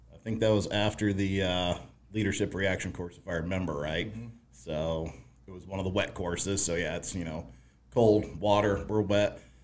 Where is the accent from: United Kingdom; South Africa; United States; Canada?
United States; Colorado; I grew up in Colorado, kind of a hippie